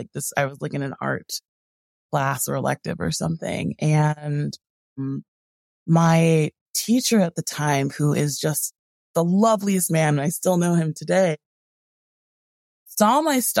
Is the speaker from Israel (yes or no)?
no; Connecticut, United States; also born or lived in California; So I was born in California, in Southern California. But I was raised in a few different places. I think the place that I lived the longest as a kid was Connecticut, where I'm currently located.